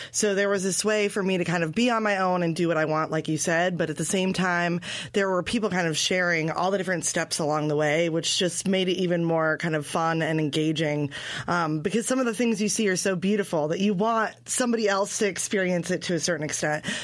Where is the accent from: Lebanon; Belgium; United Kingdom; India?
Belgium; born there; also born or lived in Guatemala; I was born in Belgium.